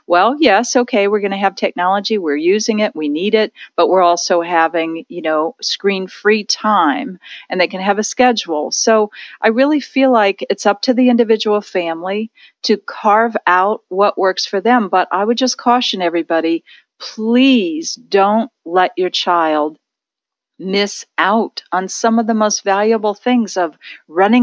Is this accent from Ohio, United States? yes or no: yes; near Lake Erie, Ohio, United States; in Ohio, where I grew up near Lake Erie